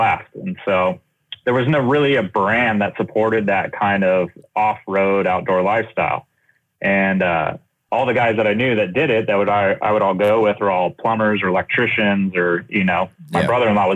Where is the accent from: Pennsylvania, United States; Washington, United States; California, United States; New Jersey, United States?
California, United States; Southern; I started in graphic design growing up in Southern California